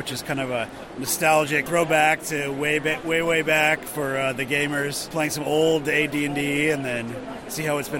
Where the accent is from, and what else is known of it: Chicago, Illinois, United States